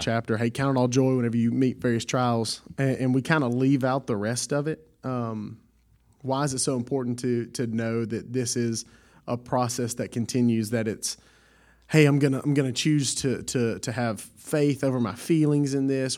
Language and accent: English; Southwest Louisiana, United States; I'm from Southwest Louisiana